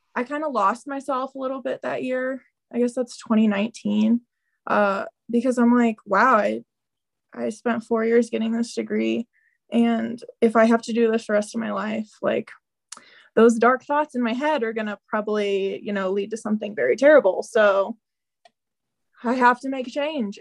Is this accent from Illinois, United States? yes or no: yes; Southern Illinois, United States; I grew up in Southern Illinois